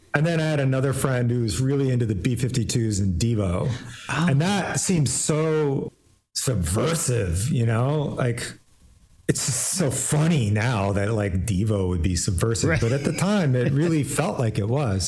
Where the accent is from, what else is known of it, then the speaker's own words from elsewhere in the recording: Iowa City, Iowa, United States; moved away as an adult; also born or lived in Portland, Oregon; I grew up in Iowa City